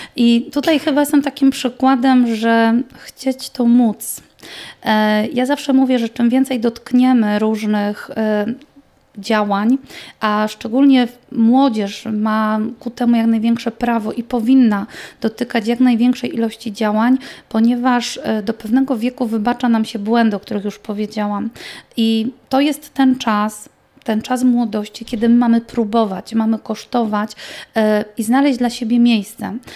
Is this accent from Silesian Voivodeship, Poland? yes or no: yes; Silesian Voivodeship, Poland; u nas na Śląsku